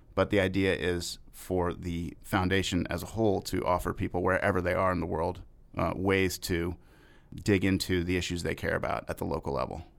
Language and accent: English; Austin, Texas, United States; moved away as an adult; also born or lived in Cambridge, Massachusetts / Miami, Florida; I grew up in Austin, Texas, by and large.